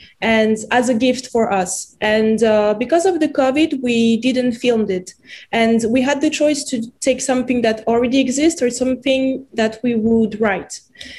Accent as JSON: {"language": "English", "country": "France", "accent": "French", "second_language": "English", "said": "I would also play my own role with my French accent."}